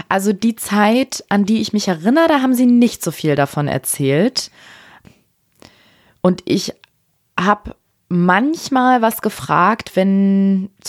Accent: Afghanistan; dass wenn ich mittlerweile sage, ich komme aus Afghanistan, wenn ich gefragt werde, dass ich kriege ganz andere Reaktionen

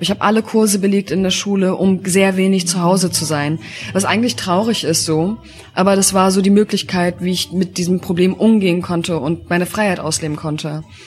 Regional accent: Hanover, Lower Saxony, Germany; now in Berlin, Germany; Ich komme aus Hannover.

